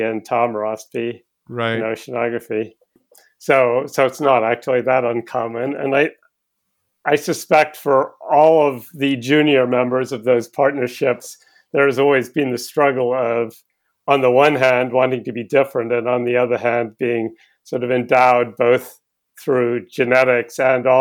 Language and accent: English; Cambridge, East of England, United Kingdom; I was born in Cambridge in England in 1960